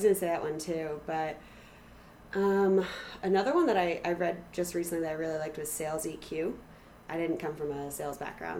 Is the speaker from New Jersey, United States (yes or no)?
yes; New Jersey, United States; moved away; I grew up in New Jersey.